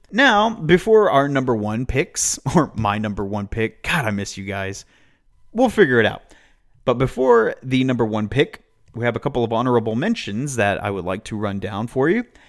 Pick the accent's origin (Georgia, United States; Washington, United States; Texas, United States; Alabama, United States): Texas, United States; Amarillo; in my hometown